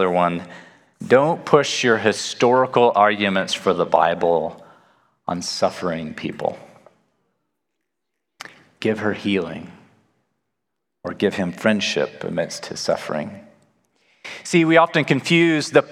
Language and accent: English; Nacogdoches, Texas, United States; moved away as an adult; also born or lived in Wheaton, Illinois / Chicago, Illinois; I'm originally from Nacogdoches in East Texas, where people talk normal